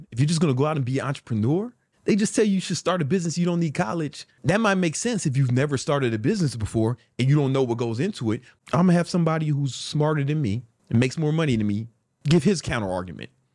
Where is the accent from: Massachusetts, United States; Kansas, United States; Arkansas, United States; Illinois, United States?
Illinois, United States; Chicago; I'm from South Side of Chicago